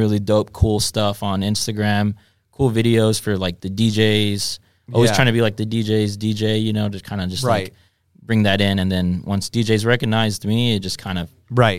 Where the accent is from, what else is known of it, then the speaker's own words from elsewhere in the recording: Texas, United States; I'm born and raised in Texas.